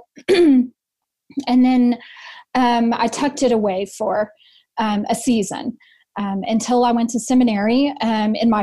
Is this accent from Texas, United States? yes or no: yes; West Texas, United States; I was raised in West Texas, the gritty, wonderful West Texas, in the Baptist church